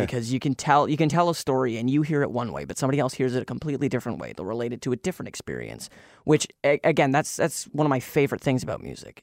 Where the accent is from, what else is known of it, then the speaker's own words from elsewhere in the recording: Kelowna, British Columbia, Canada; Kelowna, my hometown